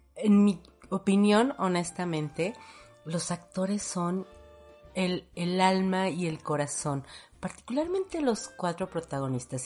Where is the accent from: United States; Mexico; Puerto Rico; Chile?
Mexico; nosotros como mexicanos